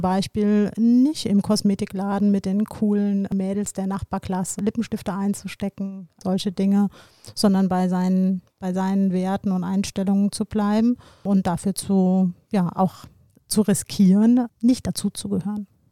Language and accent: German; Koblenz, Rhineland-Palatinate, Germany; meiner Heimatstadt Koblenz